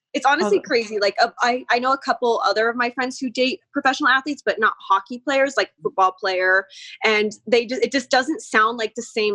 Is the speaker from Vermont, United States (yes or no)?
no; Las Vegas, Nevada, United States; I grew up here in Vegas.